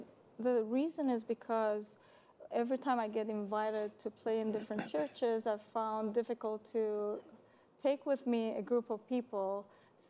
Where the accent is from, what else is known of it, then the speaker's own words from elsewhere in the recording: Beirut, Beirut Governorate, Lebanon; moved away; I'm born and raised in Lebanon, Beirut, Lebanon, and I lived there quite a while.